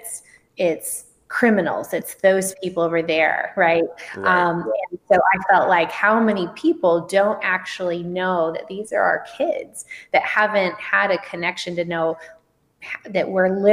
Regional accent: Tucson, Arizona, United States; moved away as an adult; also born or lived in Southern California; now in San Francisco, United States; I'm from Tucson, Arizona, and I actually did grow up in the country in Arizona

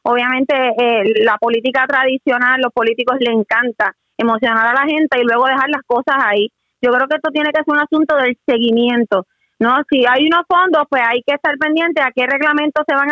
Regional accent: Puerto Rico; como puertorriqueño

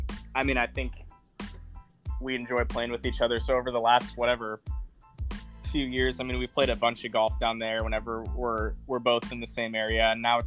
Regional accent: Pacific Northwest, United States; obviously we're both from the Northwest and know a few of the same people up here.

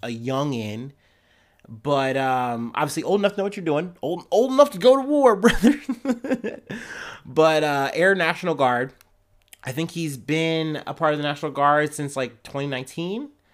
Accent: Ohio, United States; I'm from Ohio and it shows.

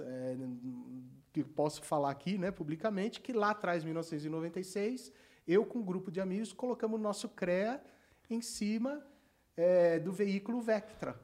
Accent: Santo André, São Paulo, Brazil; quando eu estudava em Santo André, eu nasci em Santo André, no, no Instituto Coração de Jesus, que eu fiz até a oitava série

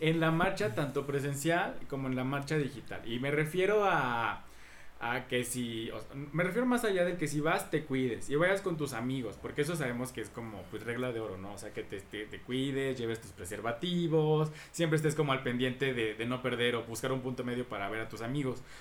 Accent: Veracruz, Mexico; yo soy de Veracruz y porque sé lo que hay en un carnaval

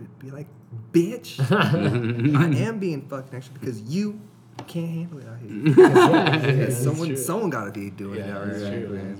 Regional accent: Colorado Springs, Colorado, United States; I was born in the Springs.

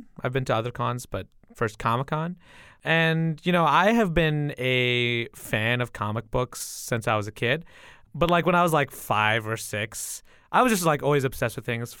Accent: Midwest, United States; the kids that I grew up with in the Midwest, like the kids of color that I grew up

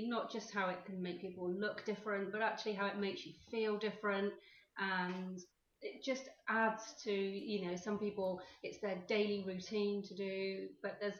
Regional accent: Weymouth, South West England, United Kingdom; moved away; also born or lived in London; my hometown is Weymouth in Dorset, so I wanted to sort of come back

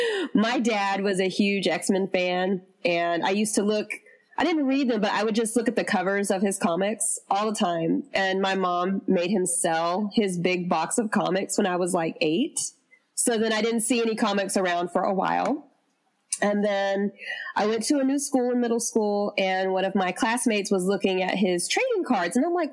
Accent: the South, United States; accent: Southern; I'm from the South and she's from the South. So when I listened to the show, I was like, oh my God, I love this woman's voice. And back then I really did sound really Southern.

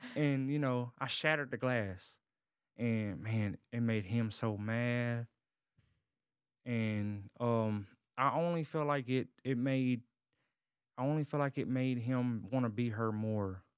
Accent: Covington, Tennessee, United States; born or raised there; now in Dallas-Fort Worth area, United States

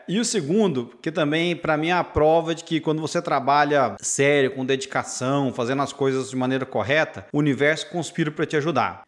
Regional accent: Patrocínio, Minas Gerais, Brazil; now in United States; Eu sou mineiro, cresci em patrocínio interior de Minas

